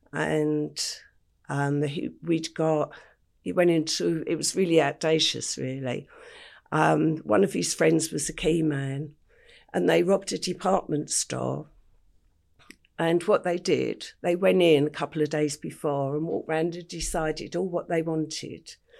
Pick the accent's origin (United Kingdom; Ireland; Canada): United Kingdom; London; I grew up in Stepney in the heart of the East End